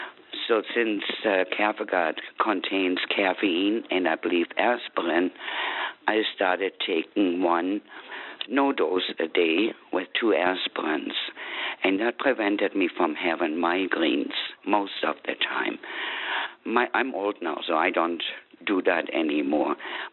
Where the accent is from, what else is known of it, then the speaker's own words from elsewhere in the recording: Germany; moved away as an adult; now in Wisconsin, United States; I grew up in Germany, and my whole family had migraine headaches.